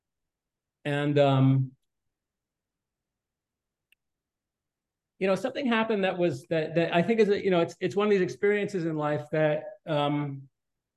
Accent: Westchester, New York, United States; I grew up in Westchester

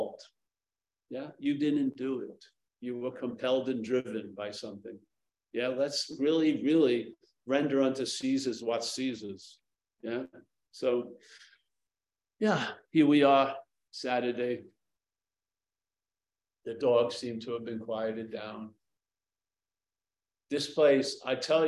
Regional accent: New York, United States; now in San Francisco, United States; I come from New York

